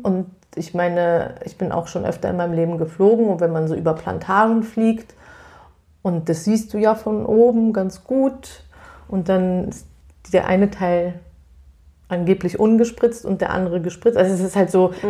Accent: Berlin, Germany; ich komme ja aus Berlin

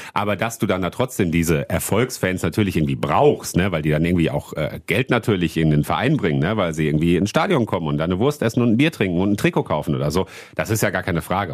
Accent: Wuppertal, North Rhine-Westphalia, Germany; bei uns in Wuppertal

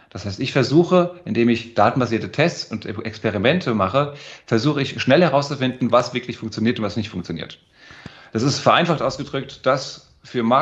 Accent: Frankfurt, Hesse, Germany; Ich bin Frankfurter Bub geboren und aufgewachsen

